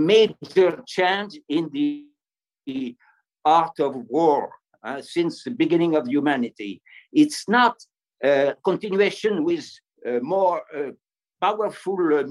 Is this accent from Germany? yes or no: no; France; accent: French; English is a second language; my French accent